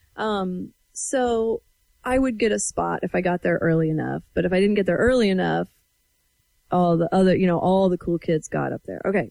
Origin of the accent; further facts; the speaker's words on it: Everson, Washington, United States; I'm from Northwest Washington. This was Nooksack Valley High School, um, in Everson, Washington